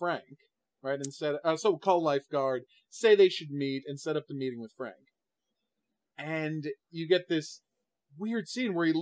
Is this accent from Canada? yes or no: yes; Canada; also born or lived in Montreal, Quebec; as a Canadian, as someone who's, you know, whose family is from Montreal, who lived in Montreal himself